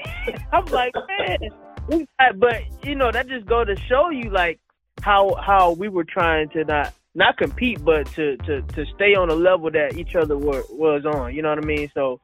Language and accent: English; Detroit, Michigan, United States; You know, especially them being out of Detroit, so you know that was really our home.